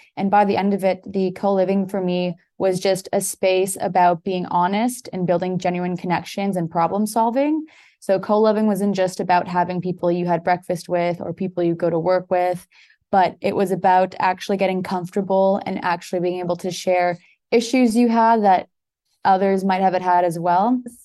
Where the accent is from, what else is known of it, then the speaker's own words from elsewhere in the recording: Toronto, Ontario, Canada; moved away as an adult; now in Portugal; born and raised in Toronto, Canada, but my parents are both Portuguese